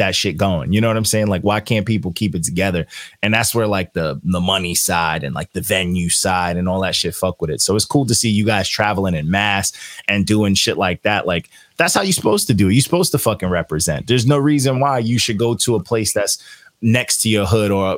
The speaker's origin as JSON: {"language": "English", "area": "Long Island", "region": "New York", "country": "United States", "said": "So I'm from Long Island. I'm from New York."}